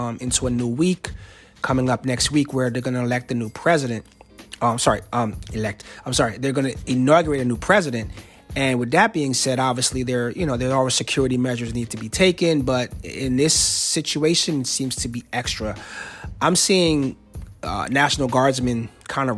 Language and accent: English; New Jersey, United States; moved away as an adult; now in Alexandria, United States; I'm from Jersey, and DMV to us means Department of Motor Vehicles